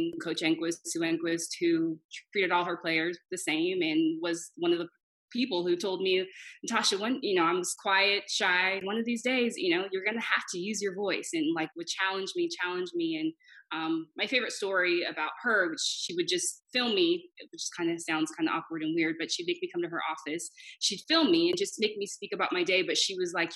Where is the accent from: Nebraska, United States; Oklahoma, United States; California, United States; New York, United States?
California, United States; Irvine; moved away as an adult; now in Japan; I grew up in Irvine, went to college